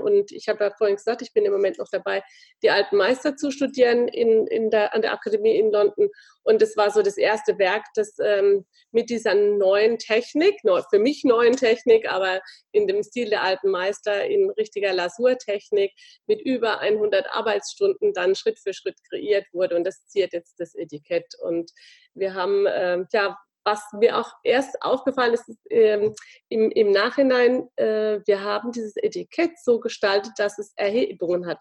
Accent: Landau, Rhineland-Palatinate, Germany; meine Heimatstadt, äh, in Verbindung mit dem Zoo Landau

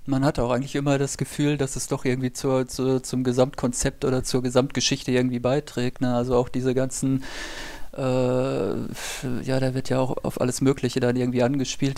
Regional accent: Germany; für uns als Deutsche

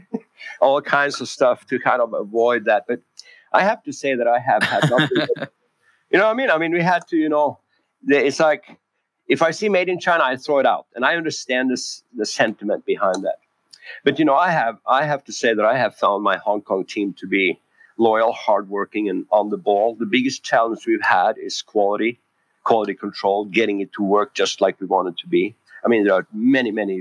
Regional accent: Norway; moved away as an adult; also born or lived in San Francisco, California / Koh Samui, Thailand; I was born and raised in Norway

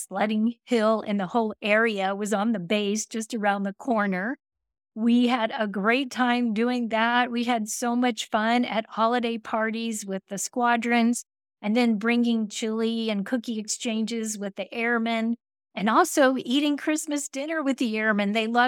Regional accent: Texas, United States; I'm from Texas, okay? And we don't do snow, and I do not like the cold at all.

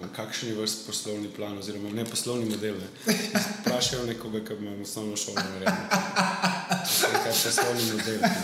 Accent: Slovenia; vsi mi Slovenci smo res pač tako zadrti narod

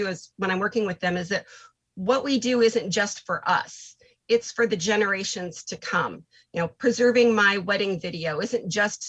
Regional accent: Iowa, United States; I am from Iowa

